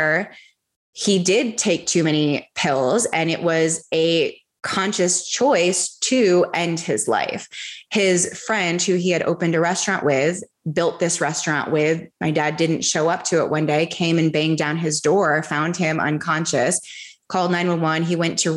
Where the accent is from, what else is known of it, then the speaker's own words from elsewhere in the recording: United States; I grew up in America